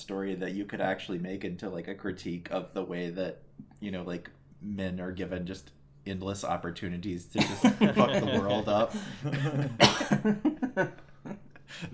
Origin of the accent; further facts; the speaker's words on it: New Jersey, United States; I'm from New Jersey.